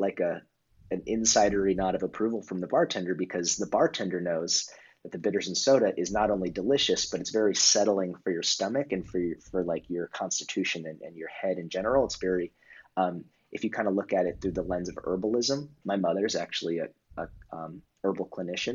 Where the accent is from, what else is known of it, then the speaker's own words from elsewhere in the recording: West Coast, United States; moved away as an adult; also born or lived in New York; now in Los Angeles, United States; I grew up on the West Coast